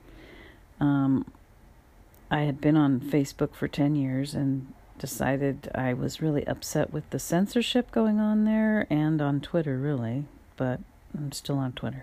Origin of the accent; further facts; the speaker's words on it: California, United States; also born or lived in Louisiana / San Francisco Bay Area; I'm from California. I'm in the San Francisco Bay Area. I've lived here most of my life. I've migrated up here from Southern California. with my parents